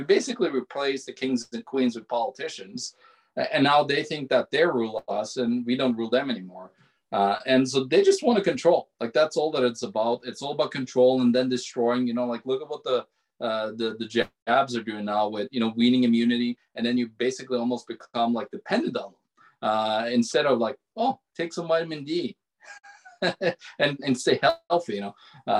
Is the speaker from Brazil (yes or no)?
no; Norway; now in Manitoba, Canada; I'm from Norway and I live in Manitoba.